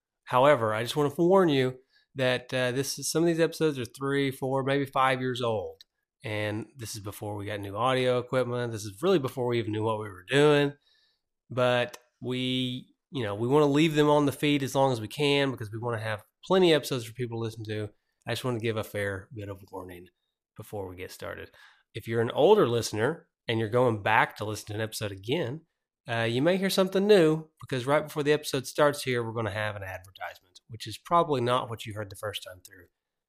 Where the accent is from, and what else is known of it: Tennessee, United States